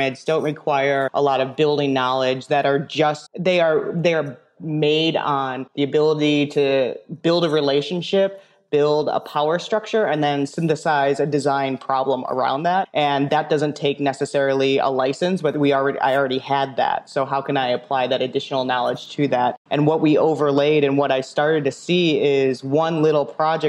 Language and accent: English; Chicago, Illinois, United States; I'm a Chicagoan anyway. So I was born in the city